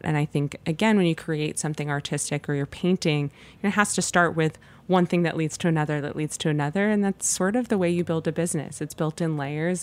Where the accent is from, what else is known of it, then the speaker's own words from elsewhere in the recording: Los Angeles, California, United States; moved away as an adult; now in New York City, United States; I grew up born and raised in Los Angeles